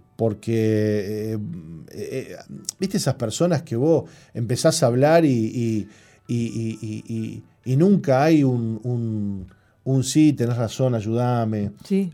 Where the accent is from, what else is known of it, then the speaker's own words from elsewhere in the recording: Montevideo, Uruguay; Yo me crié adentro del Parque Central